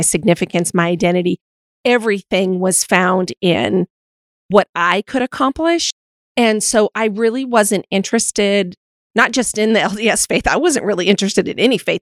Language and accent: English; Montana, United States; moved away; also born or lived in Utah; growing up in Montana and then living in Utah for six years, I'm obviously more rooted historically in a Western culture.